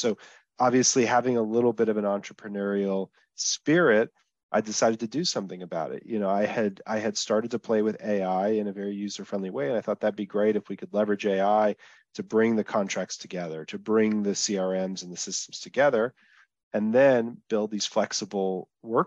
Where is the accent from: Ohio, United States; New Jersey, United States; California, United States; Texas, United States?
Texas, United States; also born or lived in Dallas, Texas / Israel; I'm from Texas. I'm actually calling from Israel today